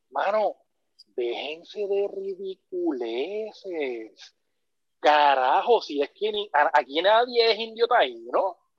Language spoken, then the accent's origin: Spanish; Puerto Rico; yo como puertorriqueño